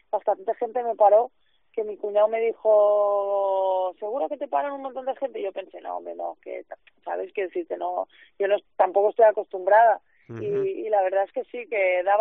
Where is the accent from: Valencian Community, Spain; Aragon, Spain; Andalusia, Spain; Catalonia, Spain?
Catalonia, Spain; Barcelona; now in Salamanca, Spain; Claro, yo vengo de Barcelona, entonces para mí Salamanca es pequeñita